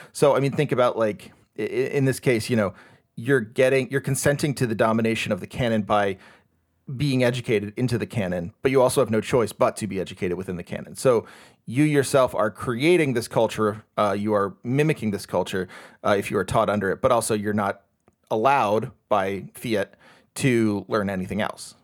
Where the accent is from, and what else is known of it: United States